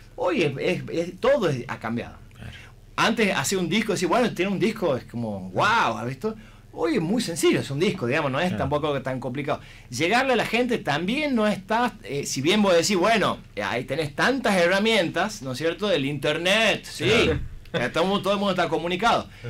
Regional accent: Tucumán, Argentina; somos los tucumanos

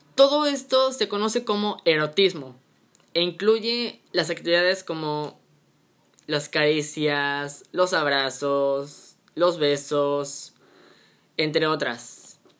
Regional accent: Mexico; en México, en mi país bonito y querido

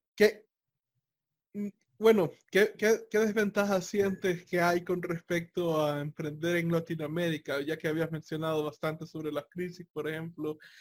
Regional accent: El Salvador; los precios que yo tenía en El Salvador

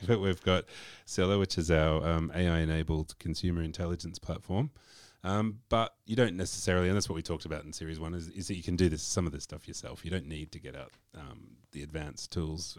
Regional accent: Australia; I'm from Australia

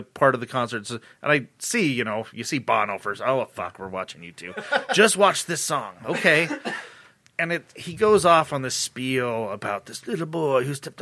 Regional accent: Utah, United States; I grew up in Utah, LDS household

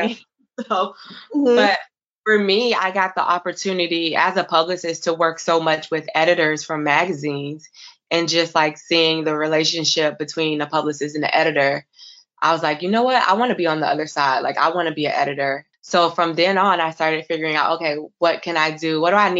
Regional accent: Florida, United States; now in New York City, United States; I'm originally from Florida.

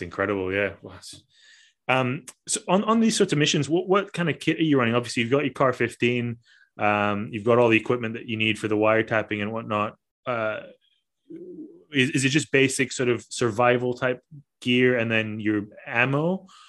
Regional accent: Malaysia; also born or lived in Australia / Italy; now in Scotland, United Kingdom; I'm originally from Malaysia

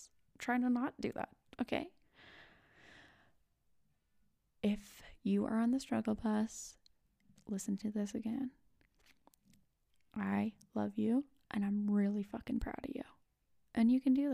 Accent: West Coast, United States; I am from the West Coast

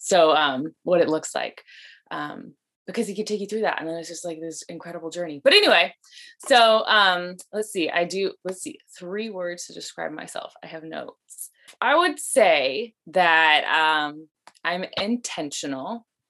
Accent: Las Vegas, Nevada, United States; now in Oregon, United States; I'm originally from Las Vegas, but we moved here to Oregon in like the early 2000s. So I've been in Oregon longer, but I usually go back to Vegas every year to visit.

